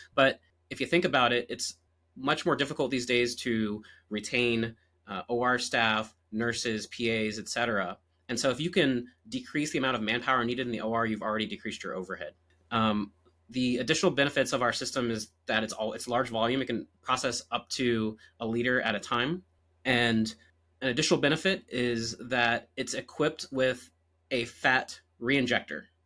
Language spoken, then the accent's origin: English; Virginia Beach, Virginia, United States; moved away as an adult; also born or lived in Nashville, Tennessee; now in Orange County, California, United States; I'm originally from Virginia Beach, Virginia